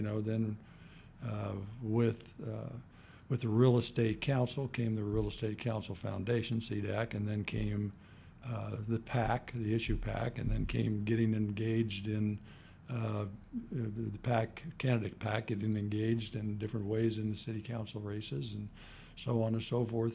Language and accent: English; Kansas City, Missouri, United States; moved away as an adult; also born or lived in Stanford, California; now in Dallas, United States; I grew up in Kansas City and then came here